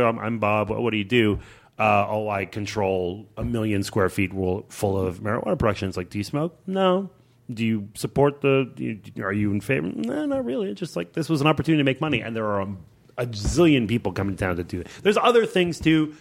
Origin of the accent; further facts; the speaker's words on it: Montreal, Quebec, Canada; I grew up in Montreal